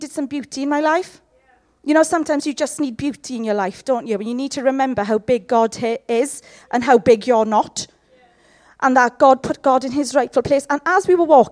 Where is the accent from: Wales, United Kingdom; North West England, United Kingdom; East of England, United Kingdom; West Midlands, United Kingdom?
Wales, United Kingdom; Llanelli; I'm from Llanelli